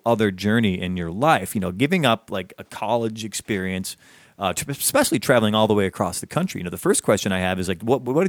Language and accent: English; Chicago, Illinois, United States; moved away; also born or lived in Boston; so I came from Chicago